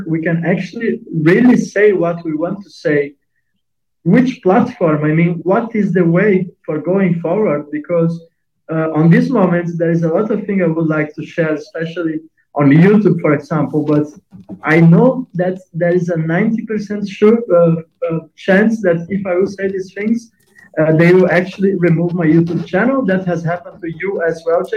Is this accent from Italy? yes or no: yes; Italy; moved away; also born or lived in Portugal; I am from Italy.